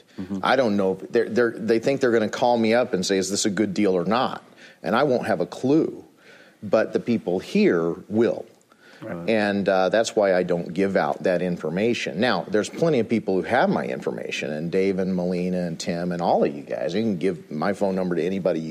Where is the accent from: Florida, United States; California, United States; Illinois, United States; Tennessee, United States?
Illinois, United States; I'm from Illinois